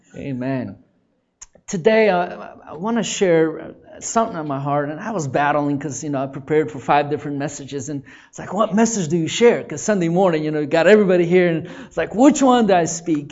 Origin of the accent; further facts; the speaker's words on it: Seattle, Washington, United States; moved away as an adult; also born or lived in Oklahoma; I grew up in Seattle